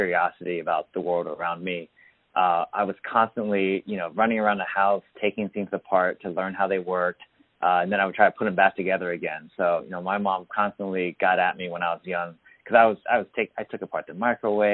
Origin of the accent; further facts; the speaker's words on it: Houston, Texas, United States; moved away as an adult; also born or lived in California; I actually grew up down in Houston